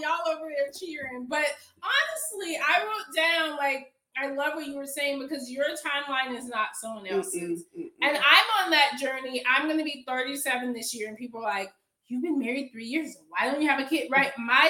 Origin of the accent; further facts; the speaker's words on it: Atlanta, Georgia, United States; now in Durham, United States; I live in Durham now, but I'm from Atlanta.